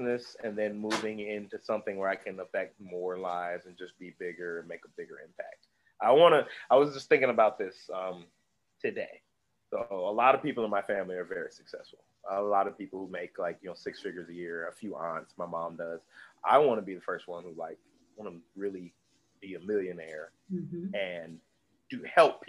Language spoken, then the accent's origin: English; Indianapolis, Indiana, United States; now in Atlanta, United States; I'm from Indianapolis. People don't kind of realize we are a donut town